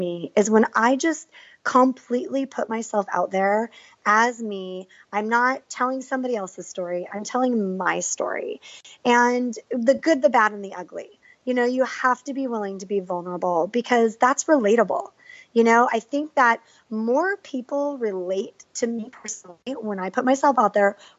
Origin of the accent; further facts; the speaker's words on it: San Diego, California, United States; I grew up in San Diego playing soccer